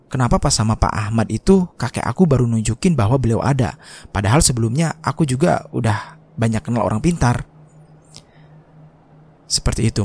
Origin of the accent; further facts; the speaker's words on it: Sumatra, Indonesia; aku ini asli Sumatera.